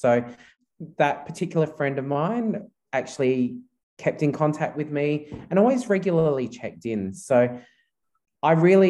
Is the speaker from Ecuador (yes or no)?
no; Philippines; English is a second language; Yeah, so being a Filipino, very Roman Catholic culture. So I was brought up a Roman Catholic, and I guess that faith and that belief did help me and my family during that time of my father's mental illness.